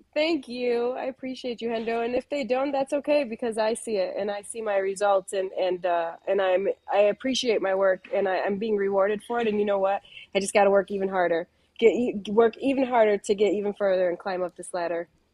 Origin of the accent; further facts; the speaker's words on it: Chicago, Illinois, United States; I come from, uh, Pilsen. I'm from Chicago